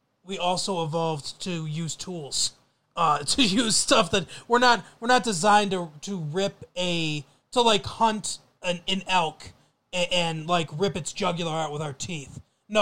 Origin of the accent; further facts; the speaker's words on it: United States; But then we also import it back to the United States because we're American.